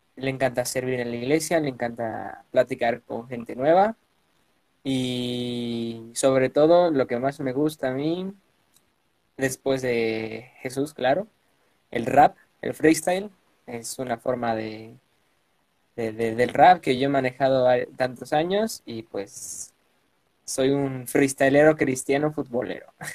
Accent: Puebla, Mexico; Yo nací y resido en Puebla de Zaragoza, a dos horas de la capital, acá en, la bella Puebla

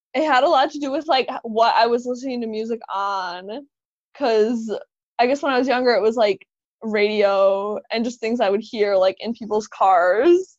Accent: Serbia; moved away; I was born in Serbia, so like we listened to a lot of Serbian music

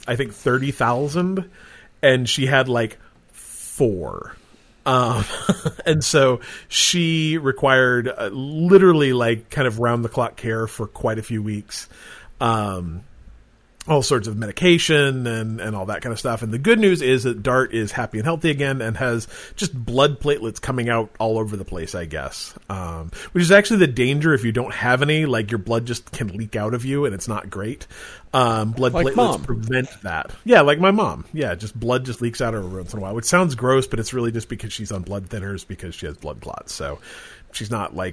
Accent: Utah, United States; growing up in Utah

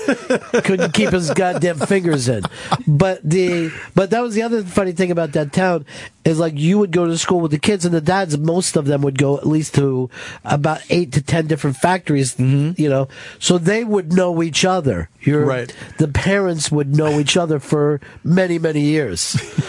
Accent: Pennsylvania, United States; I'm from Delaware County originally and a lot of factories along there

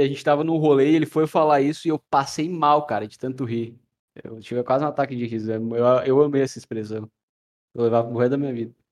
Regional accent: Rio Grande do Sul, Brazil; Ah, eu sou gaúcho. A gente tem uma cultura muito forte.

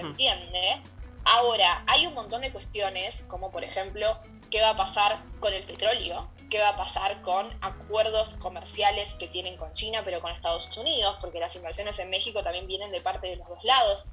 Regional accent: Argentina; Argentina, desde donde yo estoy hablando

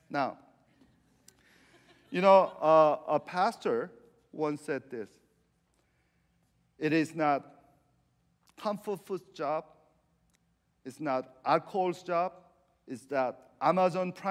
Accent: Argentina; I was kind of giggling inside because I'm from Argentina. I'm from Messi.

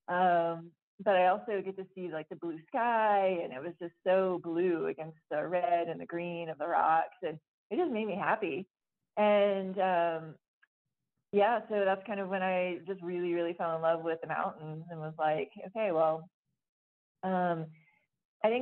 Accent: Florida, United States; moved away as an adult; also born or lived in Flagstaff, Arizona; I grew up in Florida

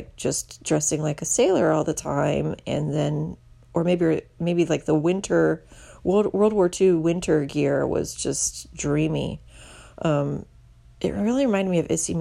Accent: Indianapolis, Indiana, United States; now in Houston, United States; This involves the neighborhood that I grew up in Indiana, called Irvington. Before I moved to Houston, I lived in Indianapolis.

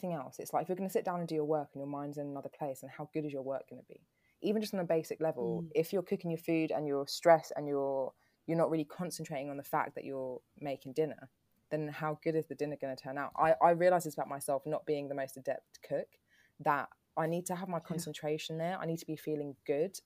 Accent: London, United Kingdom; I'm from Peckham.

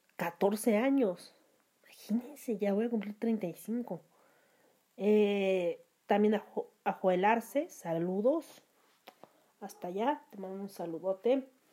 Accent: Mexico; ofende mis raíces como mexicana

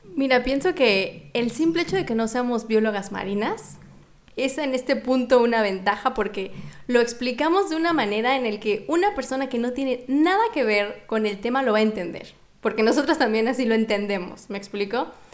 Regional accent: Mexico; moved away; soy mexicana

